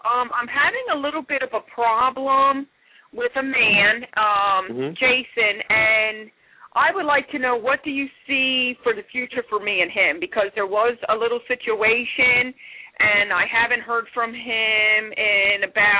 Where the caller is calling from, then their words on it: Philadelphia, Pennsylvania, United States; I'm calling from Philadelphia, PA.